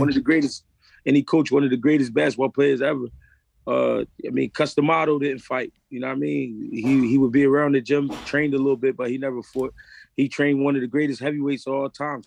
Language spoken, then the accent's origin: English; Philadelphia, Pennsylvania, United States; I'm from Philly, I only fought in Philly two times